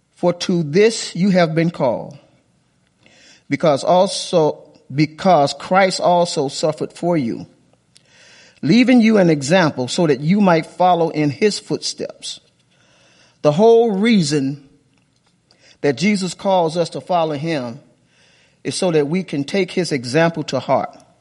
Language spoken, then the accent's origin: English; Chicago, Illinois, United States; moved away; when I was a little kid growing up in Sh, on the south side of Chicago